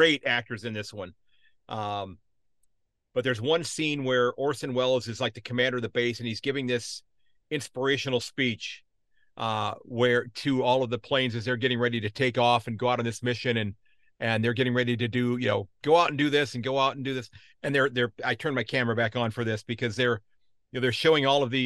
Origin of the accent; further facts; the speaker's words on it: United States; me being an American